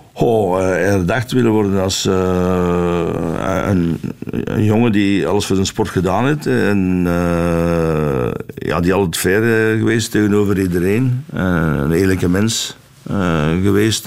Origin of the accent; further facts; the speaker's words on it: Flanders, Belgium; ik ben Vlaming van, van oorsprong, maar ik ben uh, echt een, een echte Belg